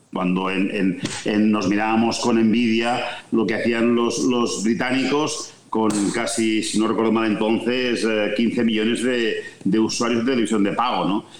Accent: Vic, Catalonia, Spain; yo soy nacido en Vic, tierra de rallies

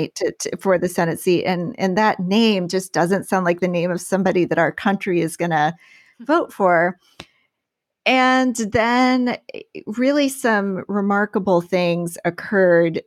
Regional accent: Galesburg, Illinois, United States; moved away; my hometown of Galesburg, Illinois

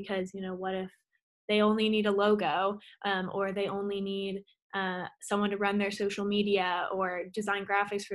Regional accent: Austin, Texas, United States; I was born and raised in Austin, Texas

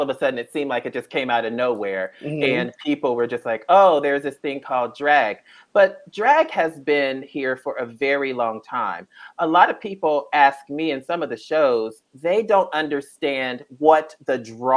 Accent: Ohio, United States; me and Nikki are both from Ohio

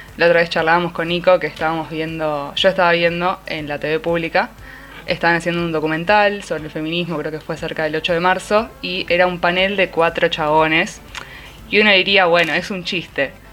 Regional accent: Quilmes, Buenos Aires Province, Argentina; yo soy de Quilmes

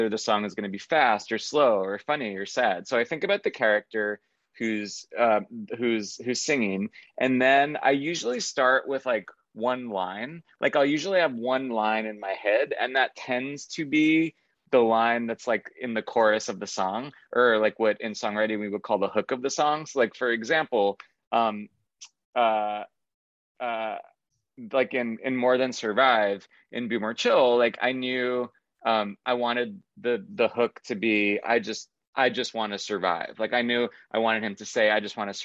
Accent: Long Island, New York, United States; I'm from Long Island, New York

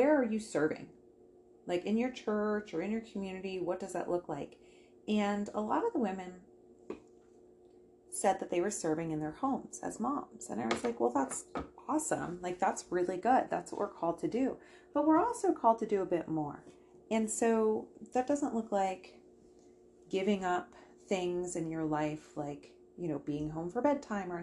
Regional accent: United States; now in Canada; I am from America. I'm American.

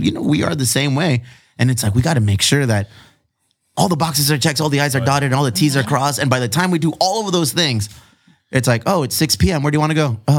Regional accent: Chula Vista, California, United States; I am from Chula Vista

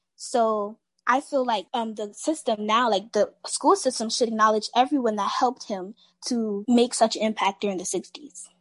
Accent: Miami, Florida, United States; I'm a senior in high school and I'm from Miami, Florida.

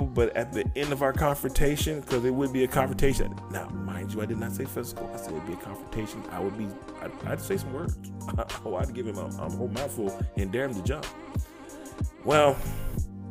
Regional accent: United States; I'm in America, because I'm American. I am American.

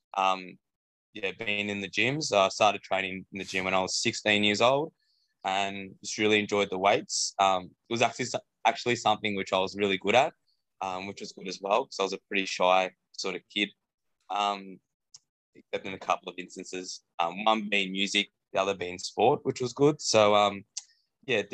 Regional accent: Keilor, Victoria, Australia; I grew up in Keilor

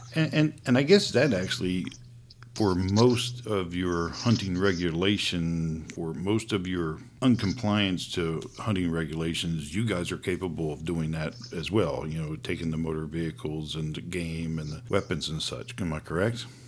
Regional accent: East Coast, United States; moved away; I grew up on the East Coast hunting deer before I moved out this way

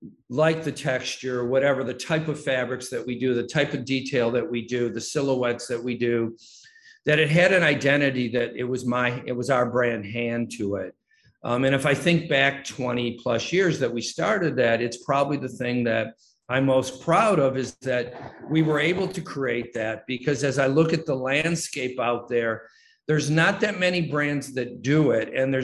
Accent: Detroit, Michigan, United States; Well, it started when I was growing up in Detroit in that very small house, when I had to somehow remove myself from everything that was going on in the house at the moment.

